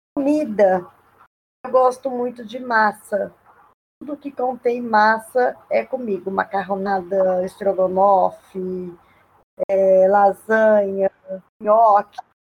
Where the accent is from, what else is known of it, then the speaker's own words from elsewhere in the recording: Ilha Solteira, São Paulo, Brazil; moved away as an adult; now in Três Lagoas, Brazil; Ilha Solteira, onde eu nasci, é minha cidade natal